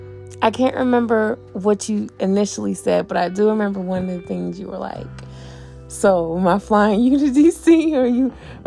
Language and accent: English; Oakland, California, United States; moved away as an adult; also born or lived in San Francisco, California; now in New York City, United States; So I was born in San Francisco, but I was raised in Oakland.